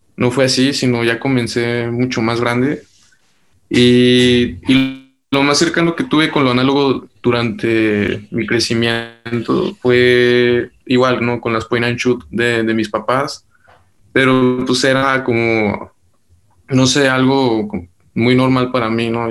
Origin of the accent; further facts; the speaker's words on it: Durango, Mexico; de donde yo soy eh, realmente es algo pequeño y todavía está creciendo, es un lugar hermoso, es Durango